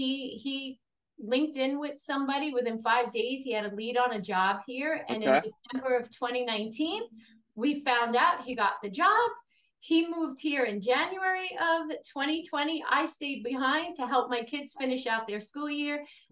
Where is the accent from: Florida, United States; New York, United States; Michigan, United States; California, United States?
New York, United States; New York City; now in Westfield, United States; So I grew up in Brooklyn, New York. In case you haven't heard the accent, you will hear it soon.